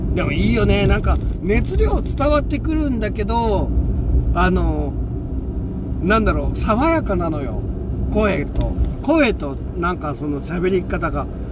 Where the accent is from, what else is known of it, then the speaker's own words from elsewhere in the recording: Seto Inland Sea area, Japan; moved away; also born or lived in Kansai; 僕はあの、基本的に瀬戸内海出身なので、味付けが薄いんです。あのー、薄味で育ったんですよ。